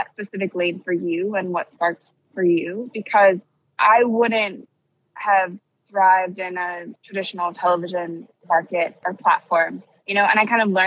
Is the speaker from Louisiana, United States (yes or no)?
no; Akron, Ohio, United States; I grew up in Akron, Ohio